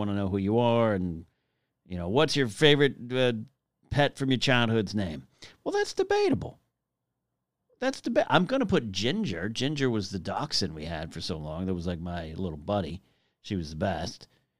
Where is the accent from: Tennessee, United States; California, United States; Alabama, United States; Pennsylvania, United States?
California, United States; Arroyo Grande; also born or lived in Los Angeles, California; It's where I went to elementary school in Arroyo Grande, California.